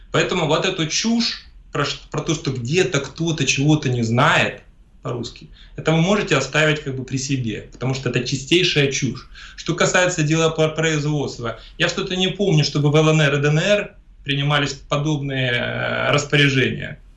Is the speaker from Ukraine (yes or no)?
yes; Ukraine; first language Russian; moved away; я родился на Украине, я еще раз повторяю, большую часть своей жизни я там прожил.